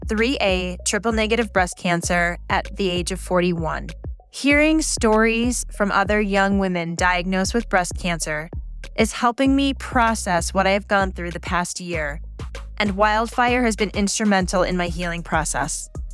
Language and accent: English; Colorado, United States; I'm from Colorado